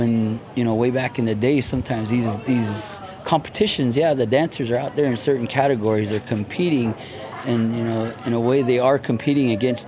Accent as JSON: {"language": "English", "town": "Farmington", "region": "New Mexico", "country": "United States", "said": "I'm of the Navajo Nation tribe, and I hail from Farmington, New Mexico, the Four Corners area"}